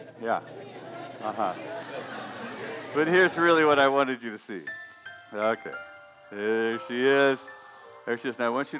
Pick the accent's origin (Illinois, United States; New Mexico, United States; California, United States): California, United States; Weaverville; we're from Weaverville. I mean, hardly anybody leaves Weaverville. I was just mentioning that I didn't have a passport until I was 39 years old.